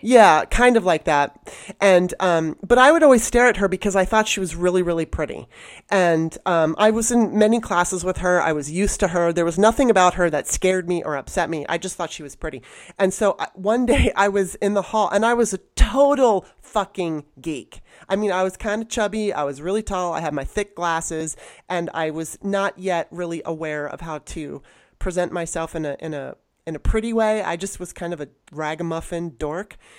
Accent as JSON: {"language": "English", "town": "Los Angeles", "region": "California", "country": "United States", "tie": "born or raised there", "also_born_or_lived": "Baltimore", "moved": "yes", "said": "growing up in Los Angeles, I, and even in Baltimore when I was young"}